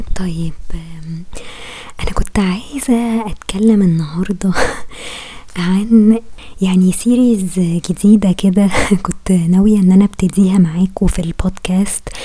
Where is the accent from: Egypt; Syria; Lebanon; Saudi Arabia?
Egypt